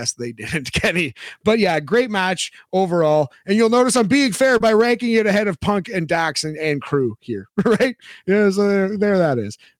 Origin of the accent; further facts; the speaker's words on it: Canada; I am so Canadian